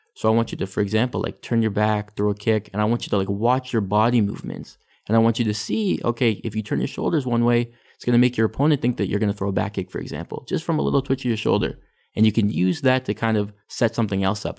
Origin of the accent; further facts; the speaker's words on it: Richmond Hill, Ontario, Canada; also born or lived in Vancouver; my parents moved to, um, to Richmond Hill. So that's where I grew up. I grew up in Richmond Hill.